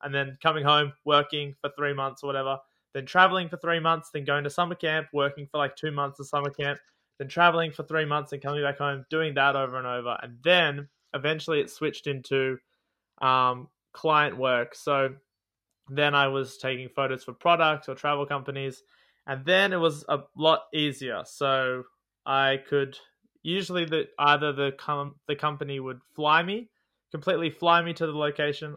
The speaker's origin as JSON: {"language": "English", "country": "Australia", "also_born_or_lived": "Newcastle, New South Wales", "said": "I am an Australian."}